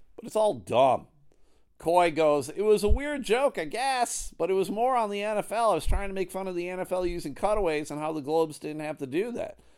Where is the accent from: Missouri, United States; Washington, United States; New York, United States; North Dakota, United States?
New York, United States; Buffalo; now in Michigan, United States; I live in Michigan. Uh, I grew up in New York. I grew up outside of Buffalo, New York